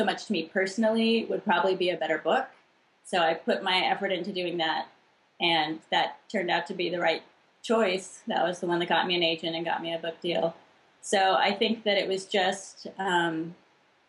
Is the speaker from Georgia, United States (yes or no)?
no; El Cerrito, California, United States; born or raised there